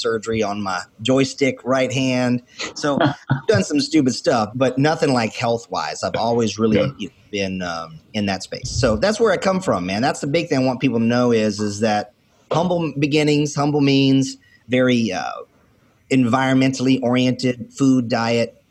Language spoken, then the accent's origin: English; North Carolina, United States; accent: country; also born or lived in Wilmington, North Carolina / Fayetteville, North Carolina / Charlotte, North Carolina / Lumberton, North Carolina; now in Central Florida, United States; I'm a country boy from North Carolina, central region, born in Wilmington, grew up in Fayetteville, Charlotte, Lumberton, mid-state kind of stuff. I'm in Central Florida now